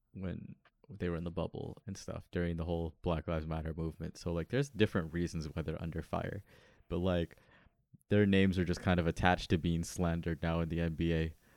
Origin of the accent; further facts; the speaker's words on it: near Miami, Florida, United States; I'm from Miami. I like, or I'm from close to Miami.